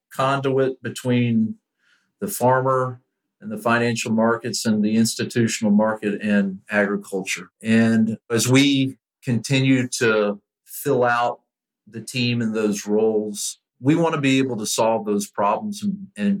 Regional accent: Lakeland, Florida, United States; I grew up here in Lakeland where Publix was founded and the corporate headquarters are located

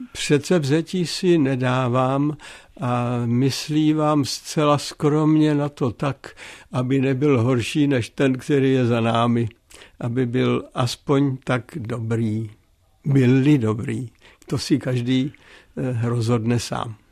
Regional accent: Opočno, Hradec Králové Region, Czechia; also born or lived in Nový Knín; u nás v Opočně, to znamená tam, kde já jsem vyrostl

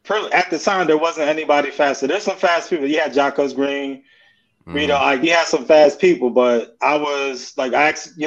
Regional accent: Pennsylvania, United States; moved away as an adult; also born or lived in Florida; I'm from Pennsylvania.

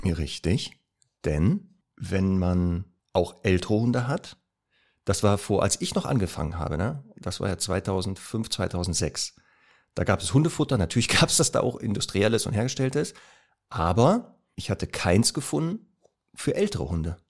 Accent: Duisburg, North Rhine-Westphalia, Germany; moved away; also born or lived in Northern Germany; Heimatstadt ist ja Duisburg, aber ich lebe ja hier in Norddeutschland

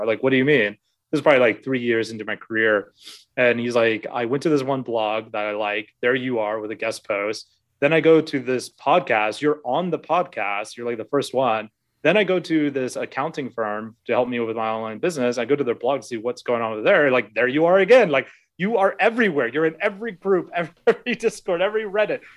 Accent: Alaska, United States; moved away as an adult; now in Vietnam; I'm originally from Alaska, uh, born and raised there.

